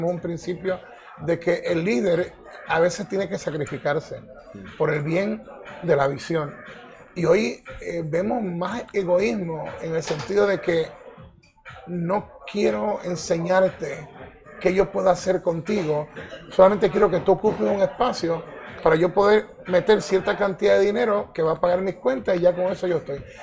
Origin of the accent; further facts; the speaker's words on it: Ecuador; also born or lived in Puerto Rico; Y yo soy, me considero ecuatoriano y puertorriqueño.